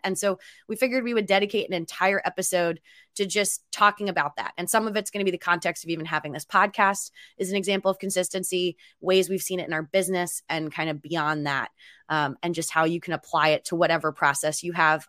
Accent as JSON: {"language": "English", "town": "Philadelphia", "region": "Pennsylvania", "country": "United States", "moved": "yes", "lives_now": "Seattle, United States", "said": "I'm from Philadelphia"}